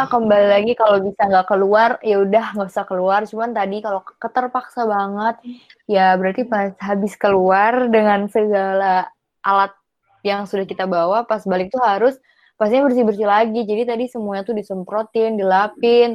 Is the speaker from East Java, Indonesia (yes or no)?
no; Pati, Central Java, Indonesia; also born or lived in Yogyakarta